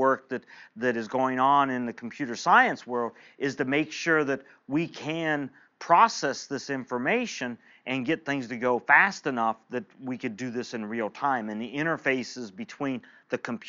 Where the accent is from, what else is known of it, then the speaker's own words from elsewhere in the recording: eastern Ohio, United States; also born or lived in Indiana; I grew up in an eastern part of Ohio in a small town of about 4,000 people